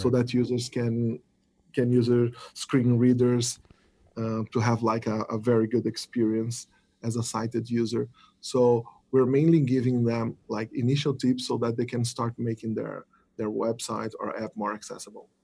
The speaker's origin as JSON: {"language": "English", "country": "Brazil", "said": "I'm from Brazil"}